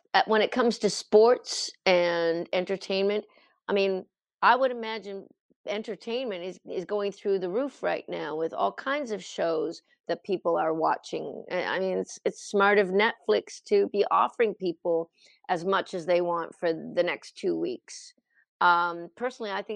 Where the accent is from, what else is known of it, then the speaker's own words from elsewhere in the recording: Truro, Nova Scotia, Canada; my hometown here, Truro, Nova Scotia